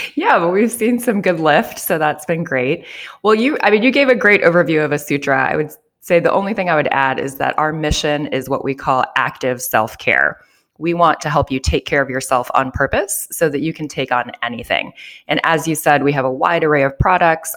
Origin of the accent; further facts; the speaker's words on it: Joliet, Illinois, United States; moved away as an adult; also born or lived in New York / Japan; I grew up here in Joliet, Illinois, about an hour south of Chicago